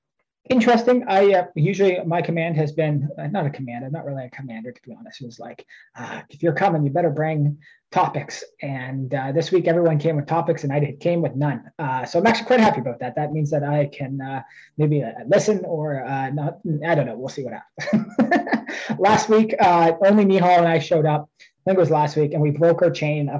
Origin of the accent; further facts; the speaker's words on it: Mount Brydges, Ontario, Canada; Today I am in Mount Bridges. I am at home. I would say in my hometown, outside of, from London.